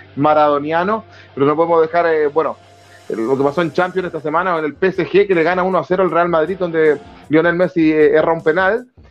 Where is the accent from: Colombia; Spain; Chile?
Chile; a uno como chileno